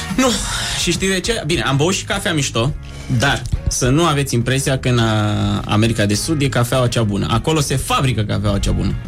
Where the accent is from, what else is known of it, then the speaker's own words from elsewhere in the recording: Romania; Din România